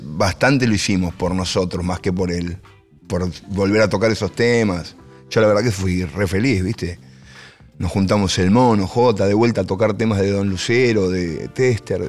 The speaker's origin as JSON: {"language": "Spanish", "town": "El Palomar", "region": "Buenos Aires Province", "country": "Argentina", "said": "Yo soy de Palomar"}